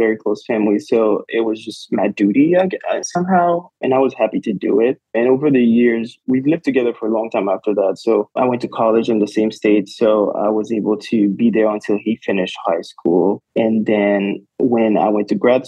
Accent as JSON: {"language": "English", "country": "Haiti", "moved": "yes", "lives_now": "United States", "said": "I am from Haiti."}